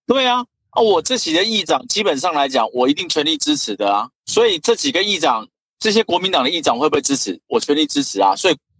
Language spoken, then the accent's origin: Chinese; Taiwan; 那其实我们台湾人很觉得说服务啊或是什么当中很重要